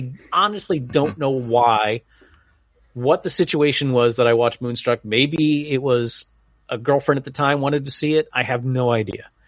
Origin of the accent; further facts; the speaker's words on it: New England, United States; When I was growing up in New England, uh, Phil Rizzuto, the Money Store was like one of those second or third mortgage places that would just totally prey on old people.